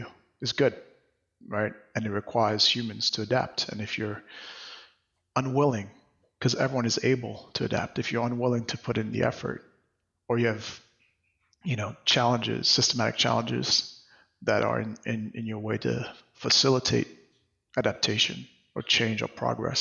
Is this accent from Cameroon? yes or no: no; Mahé, Seychelles; now in New York City, United States; I'm from Seychelles, which is an archipelago off the east coast of Africa. I grew up, you know, in a country, or like on the main island